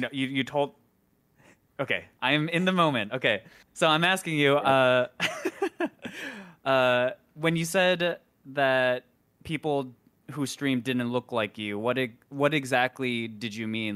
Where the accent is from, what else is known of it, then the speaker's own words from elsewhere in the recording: Midwest, United States; I grew up in the Midwest